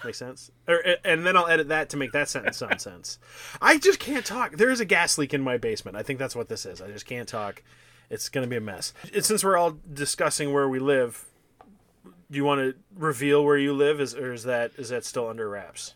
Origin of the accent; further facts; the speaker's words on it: Minnesota, United States; as a Minnesotan